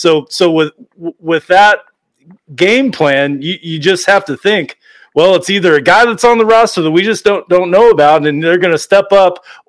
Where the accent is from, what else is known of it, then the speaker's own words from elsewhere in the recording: Arizona, United States; No, I'm from Arizona.